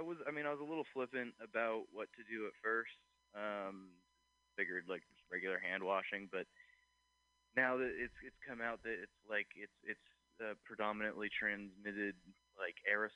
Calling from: Oakland, California, United States; I am calling from the hills of Oakland.

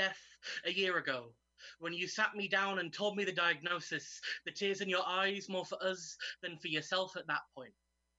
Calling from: York, Yorkshire and the Humber, United Kingdom; I'm zooming in from York today

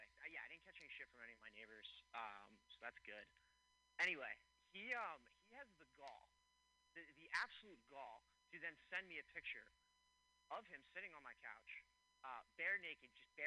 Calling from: Philadelphia, Pennsylvania, United States; Philadelphia, Pennsylvania.

